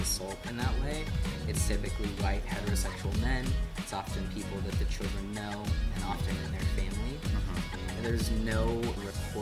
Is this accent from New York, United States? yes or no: no; Grays Harbor, Washington, United States; I did drag in my hometown, that's how I started, and Caesar is a really great friend of mine, Caesar Hart, and they put on all-age drag shows in Grace Harbor